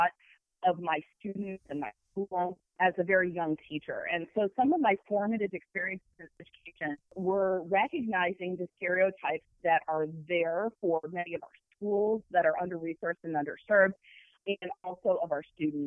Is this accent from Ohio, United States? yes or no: yes; Toledo, Ohio, United States; also born or lived in Michigan; now in Ann Arbor, United States; I grew up in Toledo, Ohio, which is not that far from U of M and from Ann Arbor